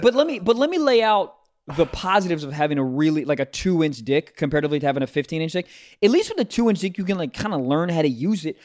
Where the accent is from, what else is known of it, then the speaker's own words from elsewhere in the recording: Maryland, United States; my home state of Maryland